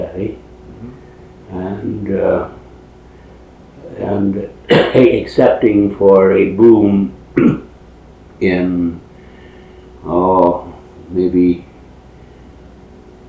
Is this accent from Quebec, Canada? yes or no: no; Peterborough, Ontario, Canada; I was born in Peterborough, Ontario on the 18th of August, 1909.